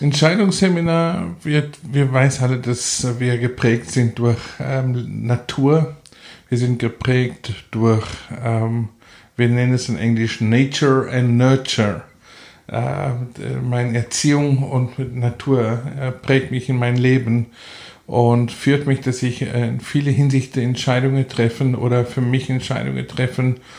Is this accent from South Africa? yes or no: yes; South Africa; German is a second language; also born or lived in Namibia; now in Salzburg, Austria; wir sind, wenn ich fünf Jahre alt war, nach Südafrika umgezogen. So, ich bin eigentlich Südafrikaner